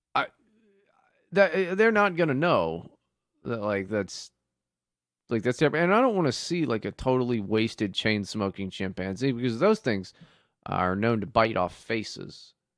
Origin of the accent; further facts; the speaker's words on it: West Virginia, United States; when I was growing up in West Virginia